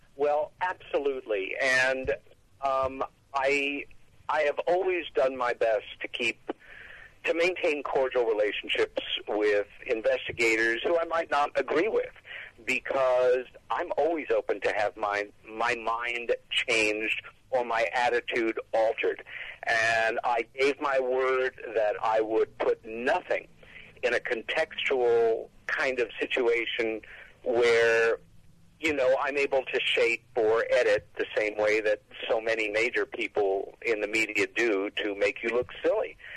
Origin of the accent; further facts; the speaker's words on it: New York, United States; As a New Yorker who is 1,800 miles away from Roswell for 11 and a half months a year